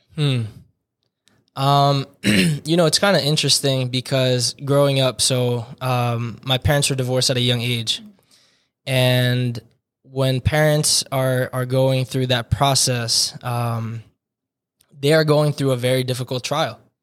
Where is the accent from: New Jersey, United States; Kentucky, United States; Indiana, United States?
New Jersey, United States; Hillsborough; moved away; born and raised in Hillsborough, New Jersey